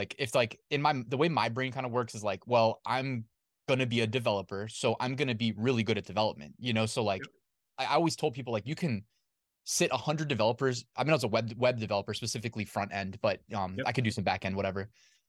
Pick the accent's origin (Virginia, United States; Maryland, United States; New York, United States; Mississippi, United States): Virginia, United States; Northern; I grew up in Northern Virginia, like went to school here. So I have like my high school friends, my college friends, everybody's kind of here. My family's here.